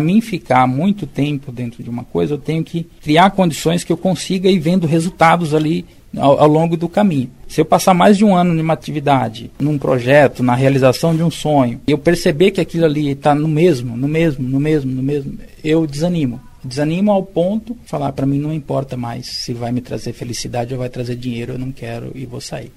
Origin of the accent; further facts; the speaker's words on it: Martinópolis, São Paulo, Brazil; moved away as an adult; eu vivi no interior, né, sou de Martinópolis, interior de São Paulo, até os meus 18 anos, e foi uma vida praticamente rural